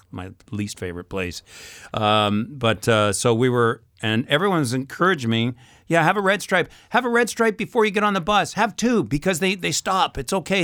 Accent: Canada; I come from Canada.

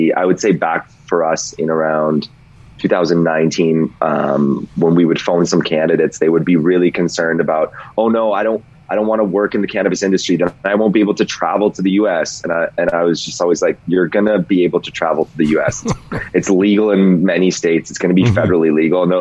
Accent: Calgary, Alberta, Canada; moved away as an adult; now in Toronto, Canada; I'm from Calgary. I was raised here in Calgary, and then I've lived in Toronto for 10 years

